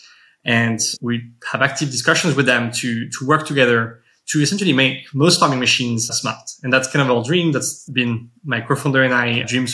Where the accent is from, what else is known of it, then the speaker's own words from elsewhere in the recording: suburbs of Paris, Île-de-France, France; moved away as an adult; now in United States; I grew up in the suburbs of Paris for most of my life.